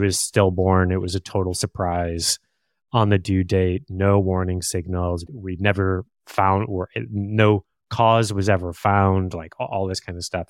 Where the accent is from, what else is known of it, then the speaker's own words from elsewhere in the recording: Plymouth, Michigan, United States; moved away as an adult; also born or lived in Chicago; now in Bay Area, United States; I grew up about a half hour outside of Detroit in a little town called Plymouth, and, uh, born, kind of raised there